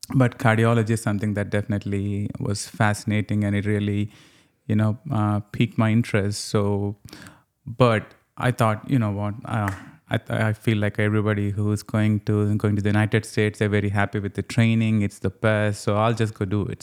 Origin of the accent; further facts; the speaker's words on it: Telangana, India; moved away as an adult; now in Louisiana, United States; I'm from a state called Telangana